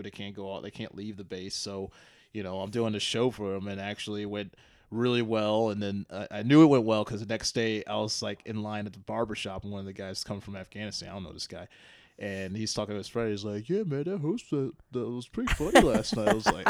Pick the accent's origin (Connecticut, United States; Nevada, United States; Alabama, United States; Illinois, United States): Illinois, United States; Joliet; Joliet. So.